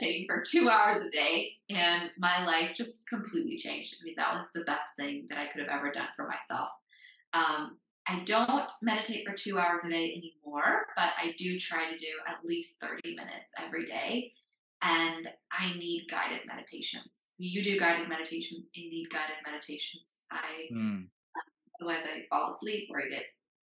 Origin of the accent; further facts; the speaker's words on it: United States; moved away; I grew up in the United States